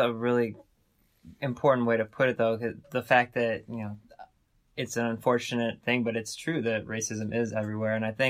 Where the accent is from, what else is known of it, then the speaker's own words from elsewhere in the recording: the North, United States; we both grew up in the North.